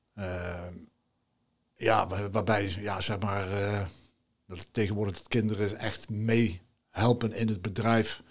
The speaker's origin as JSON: {"language": "Dutch", "town": "Nijmegen", "region": "Gelderland", "country": "Netherlands", "tie": "born or raised there", "moved": "as an adult", "lives_now": "Grave, Netherlands", "said": "ik ben natuurlijk geboren en getogen in Nijmegen."}